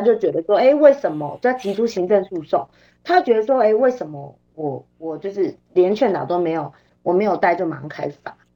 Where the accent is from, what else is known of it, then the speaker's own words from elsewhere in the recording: Taiwan; 我们台湾人民